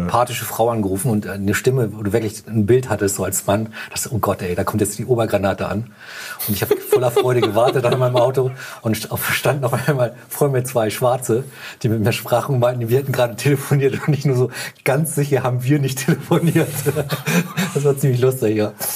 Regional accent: Hamburg, Germany; bei uns in Hamburg

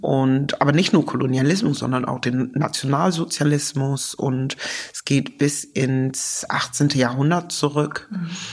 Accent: Lower Saxony, Germany; also born or lived in London / Cloppenburg / Osnabrück; Ich bin in Niedersachsen groß geworden

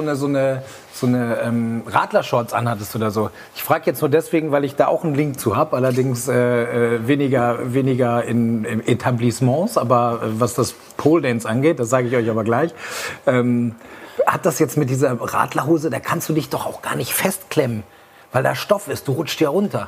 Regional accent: Aurich, Lower Saxony, Germany; moved away; in Aurich, Ostfriesland, wo ich herkomme, schöne Grüße in die Heimat

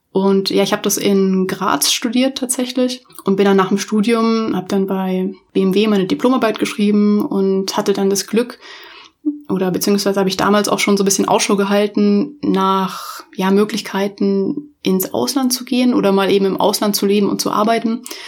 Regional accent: Munich, Bavaria, Germany; ich komme tatsächlich auch ursprünglich aus München, also ich bin ein Münchner Kindel

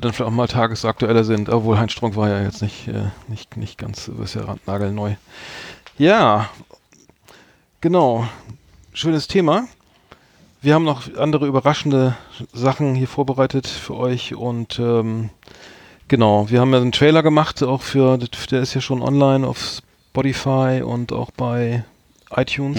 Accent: Bremen, Germany; ich als Bremer bin natürlich Werder Bremen-Fan

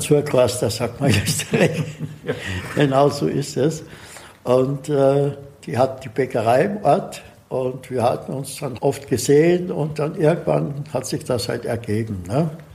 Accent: Austria; moved away as an adult; now in Assmannshausen, Germany; Ich bin gebürtig eigentlich aus Österreich. Hört man?

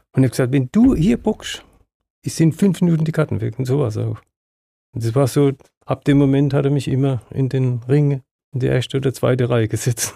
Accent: Östringen, Baden-Württemberg, Germany; in dem Ort, wo ich geboren bin, in Östringen oder immer noch lebe

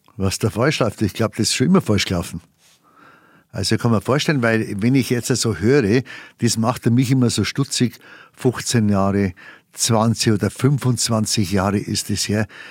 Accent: Bavaria, Germany; accent: Bavarian; first language Bavarian; meine Weltsprache ist meine Muttersprache. Und das ist die Bayerische

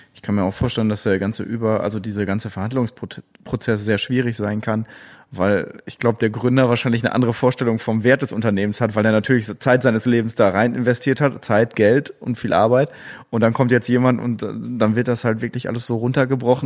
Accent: Gronau, North Rhine-Westphalia, Germany; ich komme aus Gronau, also mhm. Gronauer

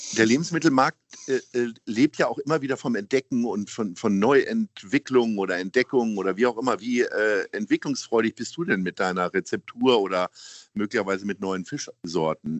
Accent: Hanover, Lower Saxony, Germany; now in Hamburg, Germany; Ich komme ja selber aus Hannover

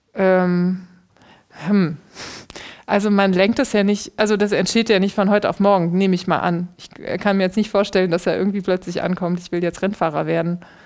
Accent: Aachen, North Rhine-Westphalia, Germany; Ich bin in Aachen geboren

